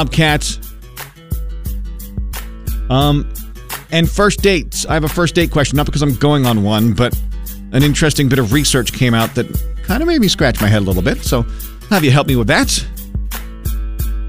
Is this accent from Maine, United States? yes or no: yes; Maine, United States; moved away; State I grew up in.